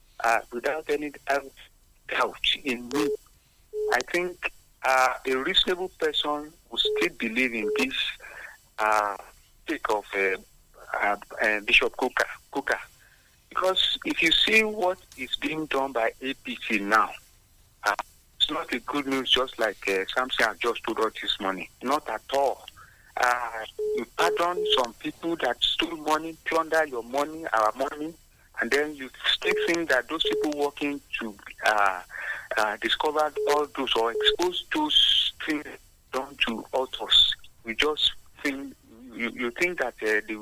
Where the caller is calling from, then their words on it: Abeokuta, Ogun State, Nigeria; Good morning, Wale. … from Abeokuta.